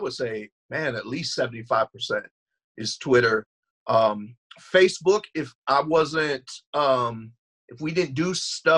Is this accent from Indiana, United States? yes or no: yes; Goshen, Indiana, United States; moved away as an adult; now in Gary, United States; I'm originally from Goshen area, and 21 years ago moved to Gary, Indiana, where I pastor currently.